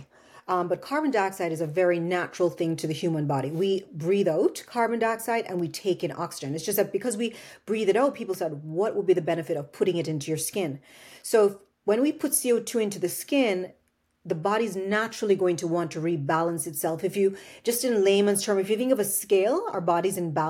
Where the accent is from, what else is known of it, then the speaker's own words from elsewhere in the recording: Jamaica; moved away; growing up in Jamaica